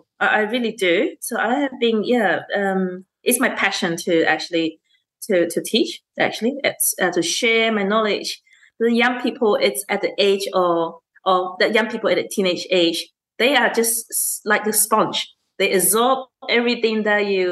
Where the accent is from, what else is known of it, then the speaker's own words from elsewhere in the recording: Malaysia; now in Australia; I grew up in Malaysia.